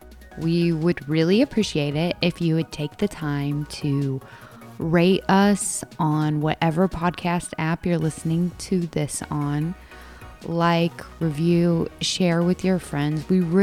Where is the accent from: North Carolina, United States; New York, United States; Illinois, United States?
Illinois, United States; southeast; moved away; Dylan and I are both from Illinois, and we both grew up in southern Illinois-ish.